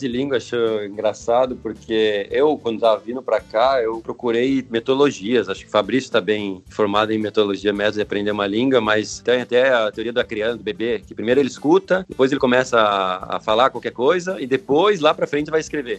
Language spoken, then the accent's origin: Portuguese; Curitiba, Paraná, Brazil; moved away as an adult; now in Italy; sou de Curitiba, Paraná.